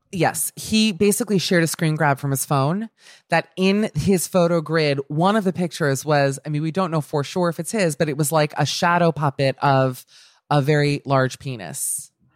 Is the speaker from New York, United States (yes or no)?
no; Miami, Florida, United States; now in Los Angeles, United States; I'm from Miami